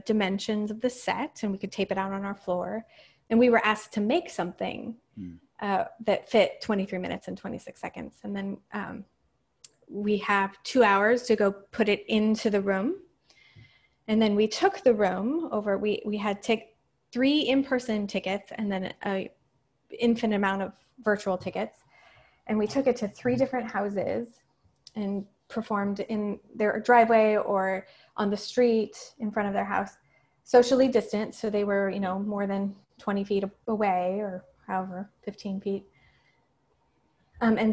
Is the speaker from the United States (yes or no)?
yes; El Paso, Texas, United States; moved away; my hometown was in the news a lot for a while. So I started going back to El Paso